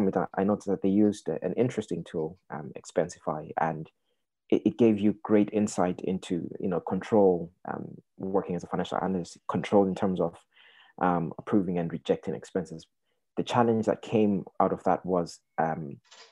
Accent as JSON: {"language": "English", "country": "Zimbabwe", "moved": "yes", "lives_now": "Ireland", "said": "So originally, I'm from Zimbabwe. I've lived in Ireland for donkey years now."}